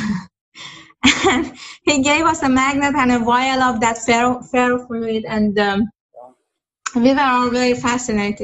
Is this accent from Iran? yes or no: yes; Iran; moved away as an adult; now in United States; I'm from Iran